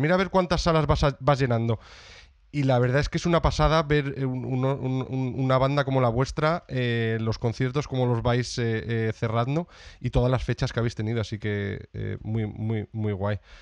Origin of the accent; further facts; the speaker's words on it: Salamanca, Castile and León, Spain; now in Brighton, United Kingdom; yo de Salamanca, pero por desgracia no estaba en Salamanca y yo vivo en Brighton, en eh, Reino Unido. Llevo aquí ya muchos años.